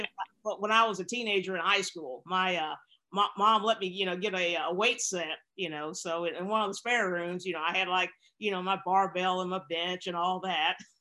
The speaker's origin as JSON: {"language": "English", "town": "Bentonville", "region": "Arkansas", "country": "United States", "tie": "born or raised there", "moved": "as an adult", "said": "I was raised in Bentonville, Arkansas, which is the home of Walmart"}